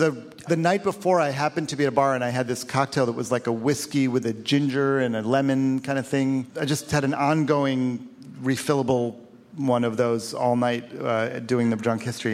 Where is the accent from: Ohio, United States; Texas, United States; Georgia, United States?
Ohio, United States; Cleveland; my hometown of Cleveland